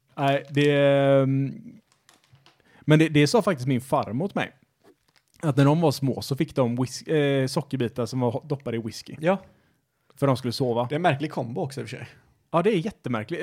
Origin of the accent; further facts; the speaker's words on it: Sweden; svenskar är nationalister för att vi tycker att vi alltid är bäst på allting